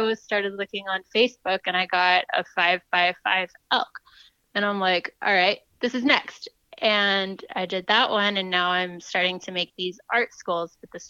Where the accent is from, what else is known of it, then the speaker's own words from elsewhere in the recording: Fort Worth, Texas, United States; Yeah, I'm originally from Fort Worth, so learned a lot about Western things to do.